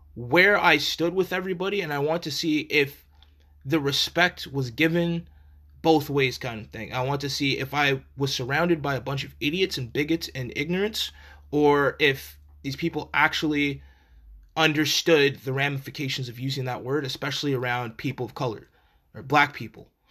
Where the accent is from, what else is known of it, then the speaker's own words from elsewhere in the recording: Canada; as Canadian citizens